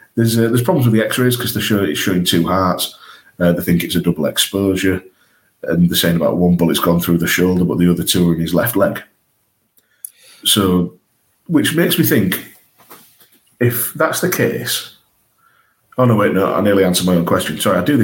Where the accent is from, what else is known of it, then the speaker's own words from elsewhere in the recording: England, United Kingdom; as an Englishman